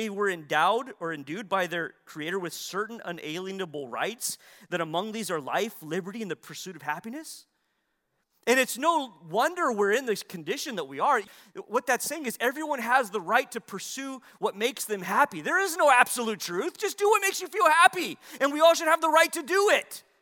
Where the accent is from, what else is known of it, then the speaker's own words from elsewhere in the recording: United States; we hold as Americans